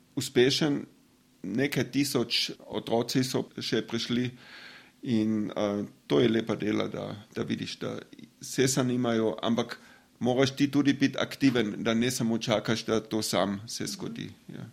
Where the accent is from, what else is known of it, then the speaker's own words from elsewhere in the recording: Drava Valley, western Carinthia, Austria; Slovenian is a second language; moved away as an adult; now in Slovenia; rojen sem na Travski dolini, to je um, zahodni del Koroška